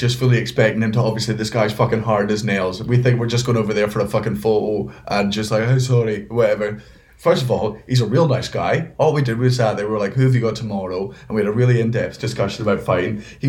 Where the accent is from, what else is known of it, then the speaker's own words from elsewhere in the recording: United Kingdom; I'm British and that's how this works.